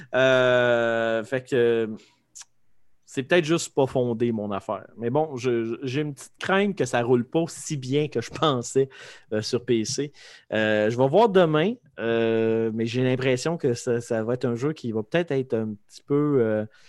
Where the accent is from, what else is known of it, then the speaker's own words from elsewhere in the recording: Lévis, Quebec, Canada; je viens de Lévis